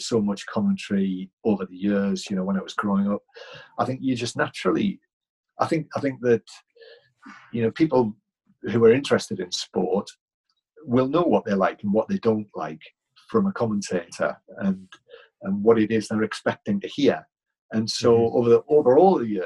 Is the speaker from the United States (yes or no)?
no; England, United Kingdom; I am English